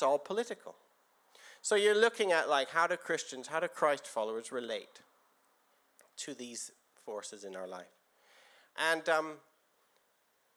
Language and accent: English; Canada; moved away as an adult; also born or lived in Guildford, England; now in England; I came to England from Canada about 22 years ago